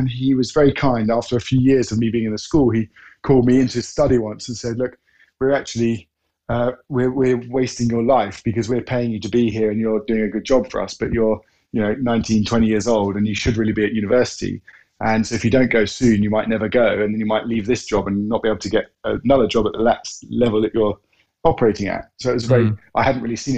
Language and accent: English; Norfolk, East of England, United Kingdom; I grew up in Norfolk, one of four sons